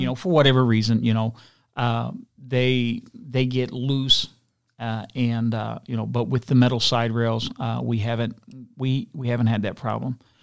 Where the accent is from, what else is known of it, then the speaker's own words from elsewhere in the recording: Elyria, Ohio, United States; also born or lived in West Virginia; I grew up on West Side of Elyria